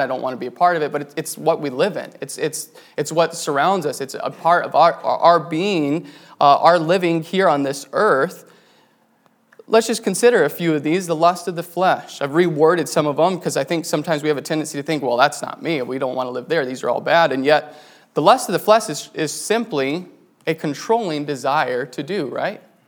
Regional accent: New Mexico, United States; now in Wisconsin, United States; I grew up in New Mexico. My parents there worked with the Navajo Indians

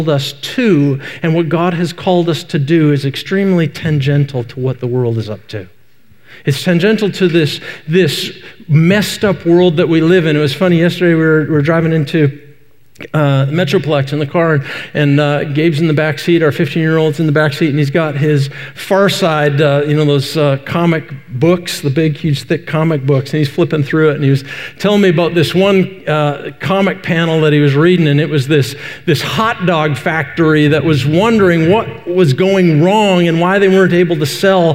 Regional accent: Vancouver, British Columbia, Canada; moved away as an adult; also born or lived in Decatur, Illinois; now in Wise County, Texas, United States; I grew up in Western Canada, out in Vancouver.

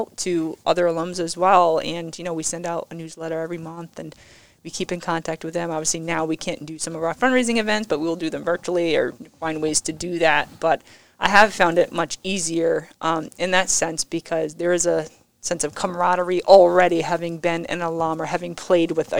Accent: Rhode Island, United States; moved away as an adult; You know, I'm not from here originally. I'm from Rhode Island.

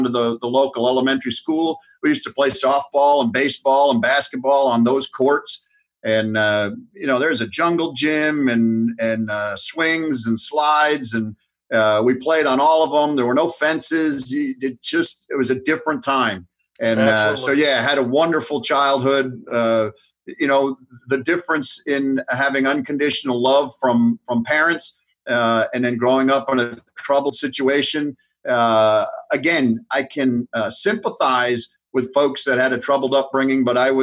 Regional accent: North Haven, Connecticut, United States; I grew up in North Haven, Connecticut, and I went to public school throughout

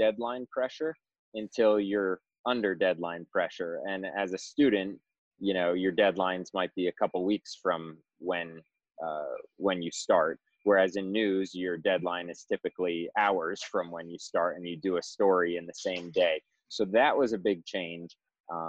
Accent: Clearwater, Florida, United States; moved away as an adult; also born or lived in South Carolina / Maine / Tampa, Florida; now in Chicago, United States; back home to Florida, from Clearwater originally

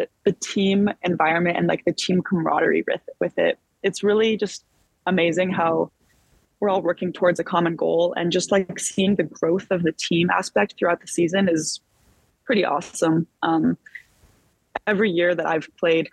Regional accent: Boulder, Colorado, United States; moved away as an adult; now in San Diego, United States; I'm from Boulder

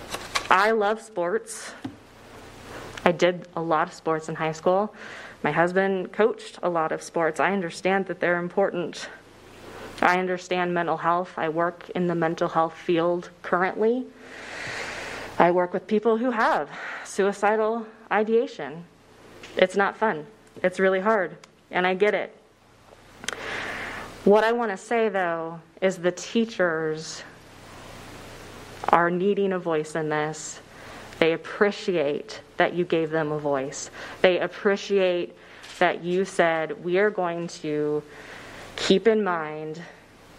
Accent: Shawnee Mission District, Kansas, United States; I grew up in the Shawnee Mission District

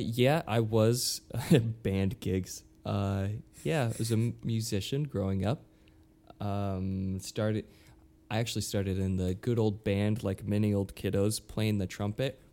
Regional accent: Utah, United States; moved away as an adult; now in New York, United States; born and raised in, in Utah

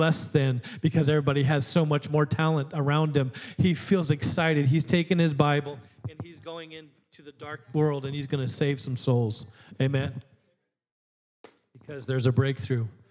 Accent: Alaska, United States; I grew up in Alaska

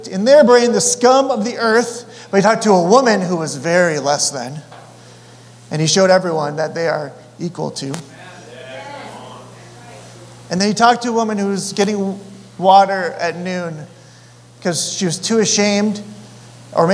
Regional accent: Colorado, United States; I'm from Colorado

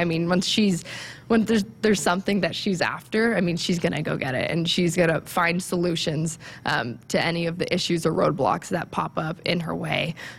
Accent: Tucson, Arizona, United States; So growing up in Tucson, she was, the player, the athlete.

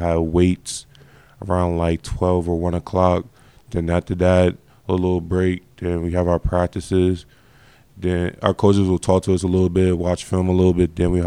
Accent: Orange, New Jersey, United States; I grew up in Orange, New Jersey, a little town in Jersey.

